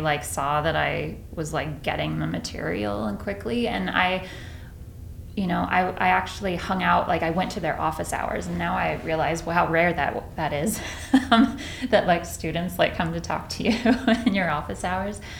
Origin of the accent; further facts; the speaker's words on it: Rendon, Texas, United States; moved away as an adult; also born or lived in Boston, Massachusetts / Ithaca, New York; now in Palo Alto, United States; I'm from Texas.